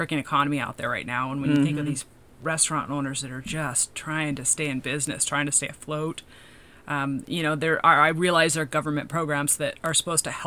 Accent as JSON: {"language": "English", "region": "Washington", "country": "United States", "also_born_or_lived": "California", "moved": "yes", "said": "I come from Washington State originally"}